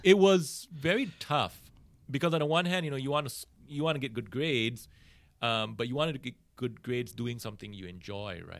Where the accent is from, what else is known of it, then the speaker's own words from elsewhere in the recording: Singapore; I grew up in Singapore